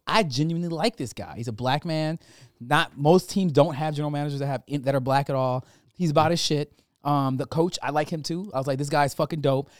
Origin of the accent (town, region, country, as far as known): Michigan, United States